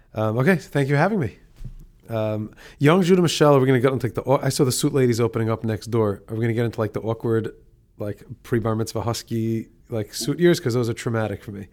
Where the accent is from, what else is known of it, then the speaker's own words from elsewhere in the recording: Monsey, New York, United States; I grew up in Muncie.